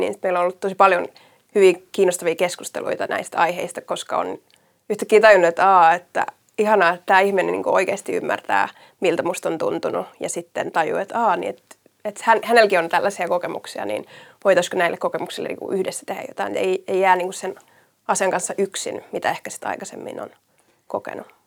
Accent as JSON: {"language": "Finnish", "town": "Järvenpää", "region": "Uusimaa", "country": "Finland", "said": "mä oon niitä Järvenpäästä kotoisin"}